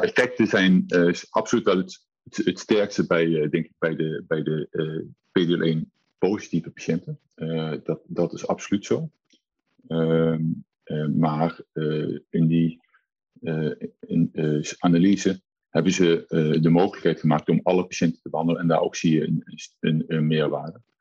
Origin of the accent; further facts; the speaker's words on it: Nijmegen, Gelderland, Netherlands; als Nijmegenaar